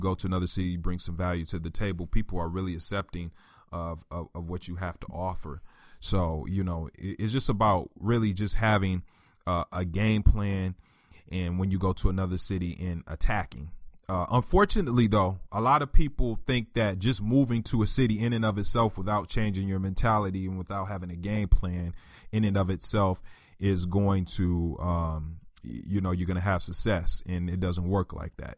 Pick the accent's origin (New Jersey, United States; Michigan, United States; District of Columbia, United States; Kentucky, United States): Michigan, United States; Flint; I'm from Flint, Michigan